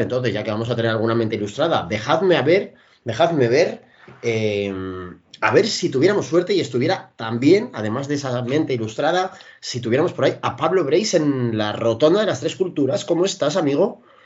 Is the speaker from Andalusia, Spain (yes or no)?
no; Parvallón, Cantabria, Spain; El boquerón de Parvallón, que es mi pueblo originario